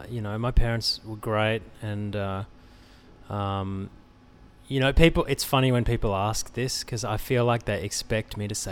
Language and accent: English; Australia; now in Los Angeles, United States; there's a lot of Australians in LA, and Australians seem to have a good reputation at the moment anyway in LA. We haven't quite worn out our welcome.